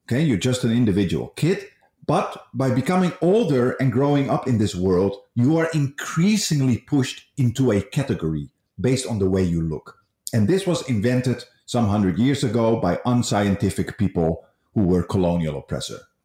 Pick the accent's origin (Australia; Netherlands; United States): Netherlands; now in Malaysia; I come from the Netherlands